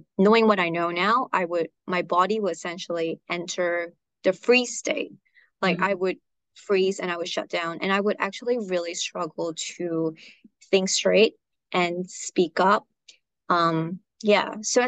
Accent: Malaysia; moved away as an adult; also born or lived in Australia; I'm originally from Malaysia, but I went to Australia for uni

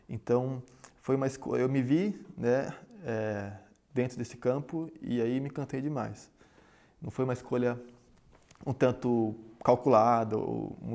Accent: São Paulo, Brazil; Sou de São Paulo, voltei para São Paulo e aqui comecei a pensar, afinal, onde é que eu vou trabalhar.

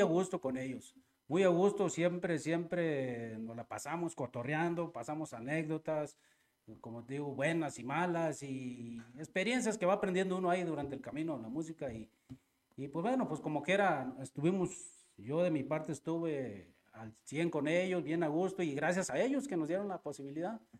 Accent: Rancho de Arriba, Jalpa, Zacatecas, Mexico; Somos originarios del Rancho de Arriba, el …

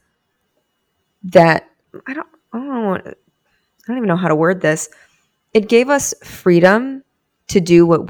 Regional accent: Boca Raton, Florida, United States; accent: Boca; I'm from Boca

